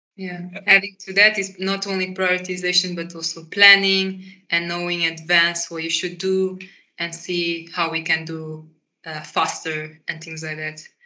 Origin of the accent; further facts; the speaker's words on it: Portugal; moved away as an adult; now in Netherlands; I grew up in Portugal and I started to study uh, with my bachelor's here in Netherlands